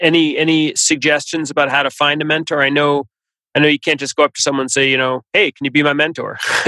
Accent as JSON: {"language": "English", "town": "Boston", "region": "Massachusetts", "country": "United States", "said": "I'm from Boston as well, and I'm a huge Patriots fan"}